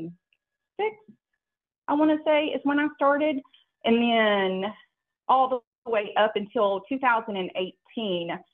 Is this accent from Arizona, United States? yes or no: no; the South, Alabama, United States; moved away as an adult; also born or lived in Anchorage, Alaska; I'm from the South